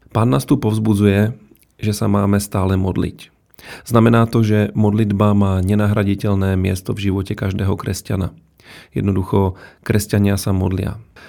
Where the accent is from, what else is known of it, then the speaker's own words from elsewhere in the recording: Czechia; moved away as an adult; now in Slovakia; študoval som na Slovensku a som z Čiech